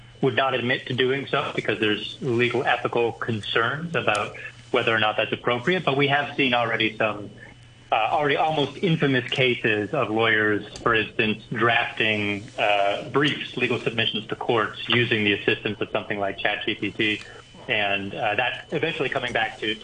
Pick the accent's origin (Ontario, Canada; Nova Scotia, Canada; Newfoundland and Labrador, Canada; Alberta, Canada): Nova Scotia, Canada; now in Hong Kong; I am from Nova Scotia.